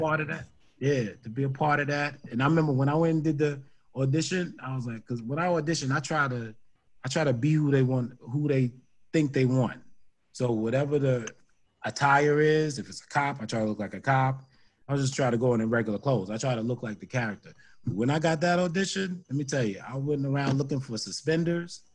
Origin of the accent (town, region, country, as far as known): New York City, New York, United States; born or raised there; moved away as an adult; now in New Jersey, United States